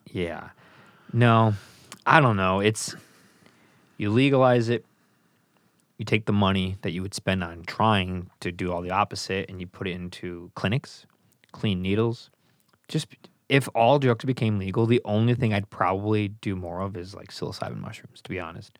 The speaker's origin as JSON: {"language": "English", "country": "United States", "said": "I'm an American"}